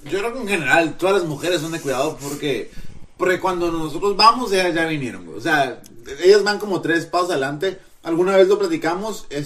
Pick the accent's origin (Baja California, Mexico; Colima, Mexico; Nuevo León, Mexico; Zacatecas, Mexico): Nuevo León, Mexico; Monterrey; Somos de Monterrey.